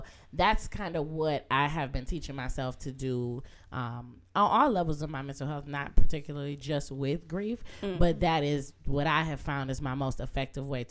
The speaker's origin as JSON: {"language": "English", "town": "Muskegon", "region": "Michigan", "country": "United States", "tie": "born or raised there", "moved": "yes", "lives_now": "Detroit, United States", "said": "the loss of not living in my hometown"}